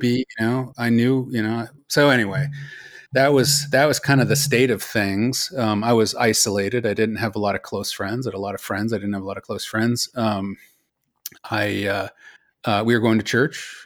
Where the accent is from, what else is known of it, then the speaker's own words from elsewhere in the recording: Los Altos, California, United States; moved away as an adult; also born or lived in Colorado / Philadelphia; I was born in Colorado, but I moved to Silicon Valley. Uh, we live in Los Altos. I grew up in Los Altos